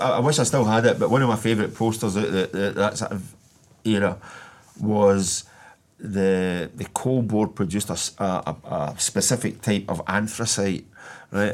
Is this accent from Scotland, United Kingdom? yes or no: yes; Hamilton, Scotland, United Kingdom; I was born in Bedford Lodge, which is about a goal kick away from where Douglas Park was